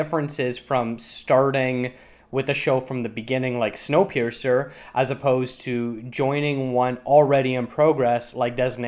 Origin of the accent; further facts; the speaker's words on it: Canada; as a Canadian